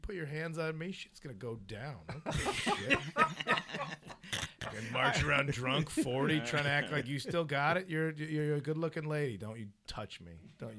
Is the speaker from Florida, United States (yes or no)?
no; Addison, Illinois, United States; moved away as an adult; now in Los Angeles, United States; Chicago. Just outside. I'm the burbs, but I, you know, you gotta play in the city.